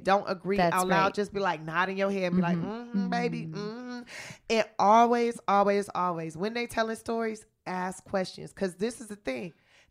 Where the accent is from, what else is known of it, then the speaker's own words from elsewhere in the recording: Los Angeles, California, United States; I'm from South Central Los Angeles